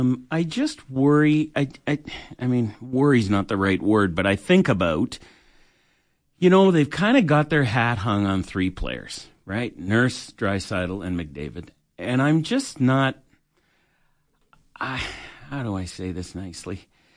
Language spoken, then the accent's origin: English; Toronto, Ontario, Canada; now in Alberta, Canada; I was born in Toronto. We'd been there 35 years.